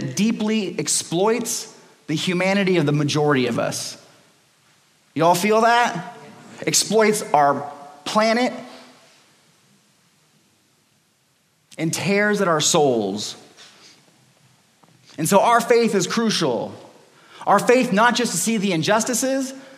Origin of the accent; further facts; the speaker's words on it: Los Angeles, California, United States; When I was 18, I was growing up in Los Angeles in California